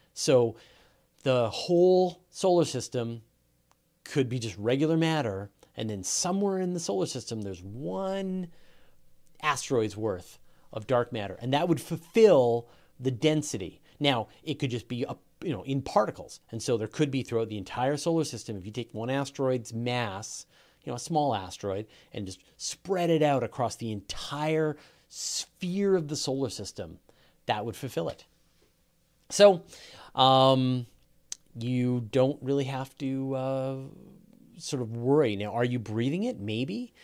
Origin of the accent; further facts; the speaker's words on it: Canada; I'm Canadian